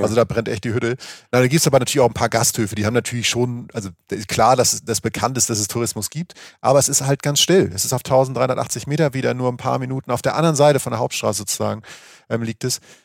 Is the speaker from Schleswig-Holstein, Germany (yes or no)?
yes; Schleswig-Holstein, Germany; ich komme aus der Gegend, wo es einfach keinen Berg gibt, Schleswig-Holstein.